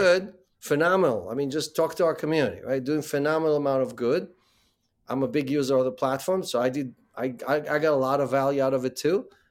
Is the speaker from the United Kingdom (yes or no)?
no; Israel; moved away as an adult; also born or lived in Ukraine; now in New York, United States; Born in the Ukraine, grew up in Israel, and, uh, after the military, uh, came to the U S.